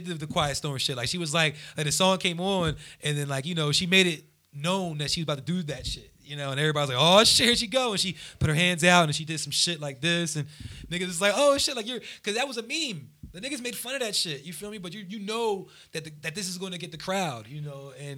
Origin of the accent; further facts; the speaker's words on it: New Jersey, United States; I'm from Jersey